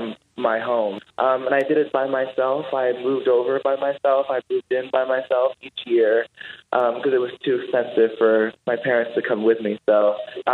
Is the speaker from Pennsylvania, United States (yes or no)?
no; Los Angeles, California, United States; born or raised there; moved away